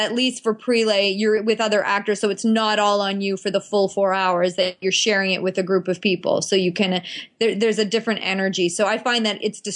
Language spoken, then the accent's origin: English; Ottawa, Ontario, Canada; moved away; I went to high school in Ottawa, so that was kind of like inaugural with my hometown